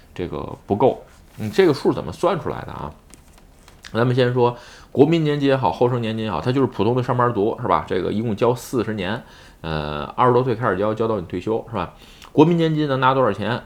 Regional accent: China; now in Japan; 我这出生在中国

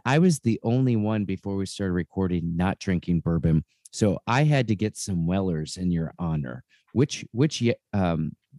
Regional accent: Cleveland, Ohio, United States; now in Columbus, United States; I'm originally from Cleveland.

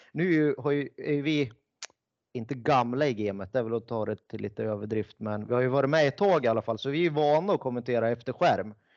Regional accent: Ljusdal, Gävleborg County, Sweden; also born or lived in Sollentuna, Stockholm; now in Stockholm, Sweden; Vi bägge är ju från Hälsingland, jag är från Ljusdal

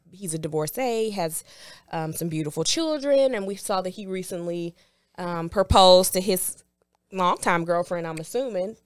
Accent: Houston, Texas, United States; I am from Houston, but I went to Prairie View.

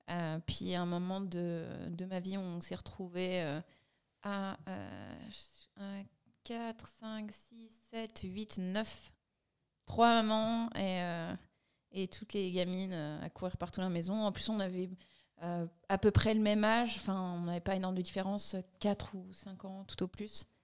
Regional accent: Chamonix, Auvergne-Rhône-Alpes, France; J'adore le sport et on vient de Chamonix.

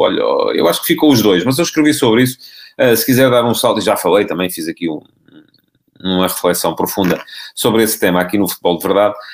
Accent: Ribatejo, Portugal; ele é ribatejano como eu

